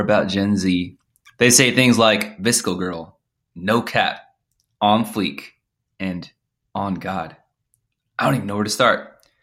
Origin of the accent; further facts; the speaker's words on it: Bay Area, California, United States; As a Bay Area native